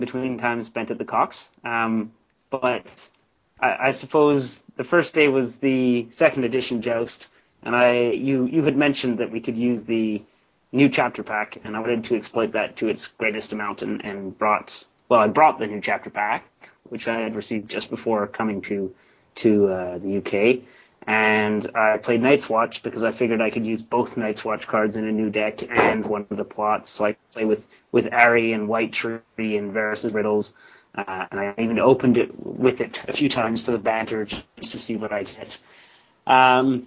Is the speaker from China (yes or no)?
no; Canada; I'm the Canadian podcast, one of the podcast hosts of Beyond the Wall